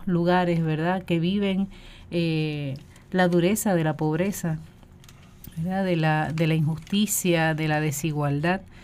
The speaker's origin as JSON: {"language": "Spanish", "country": "Puerto Rico", "said": "nosotros como pueblo puertorriqueño"}